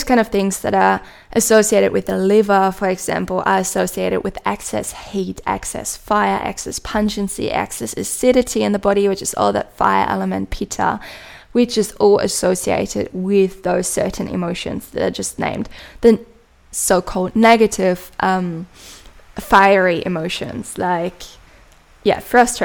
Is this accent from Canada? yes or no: no; Germany; accent: German; English is a second language; my own German accent